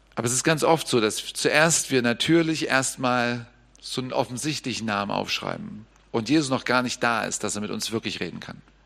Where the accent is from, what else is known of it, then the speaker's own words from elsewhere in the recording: Germany; als Deutscher